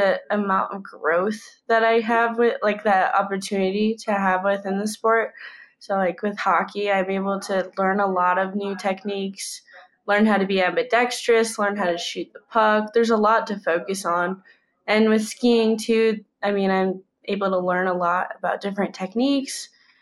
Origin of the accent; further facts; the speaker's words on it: United States; I'm from the United States